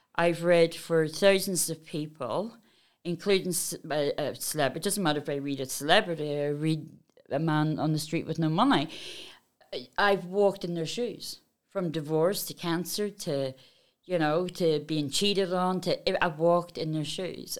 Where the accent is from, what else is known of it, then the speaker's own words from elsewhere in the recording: Belfast, Northern Ireland, United Kingdom; I come from Belfast.